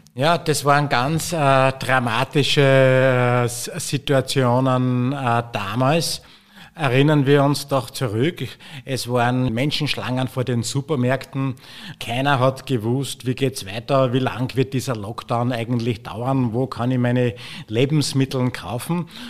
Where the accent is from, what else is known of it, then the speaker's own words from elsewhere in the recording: Austria; bei uns in Österreich